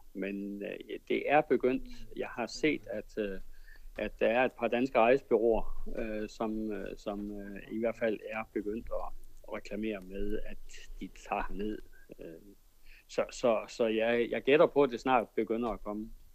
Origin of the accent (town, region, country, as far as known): Denmark; moved away as an adult; now in Kenya